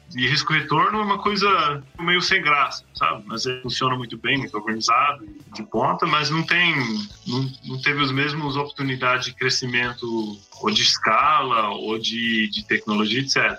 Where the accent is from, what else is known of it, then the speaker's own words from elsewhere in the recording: North Island, New Zealand; Portuguese is a second language; moved away as an adult; also born or lived in Bahia, Brazil; now in Brazil; sou, sou neozelandês, como falou, nasci, fui criado numa fazenda de leite no norte de Nova Zelândia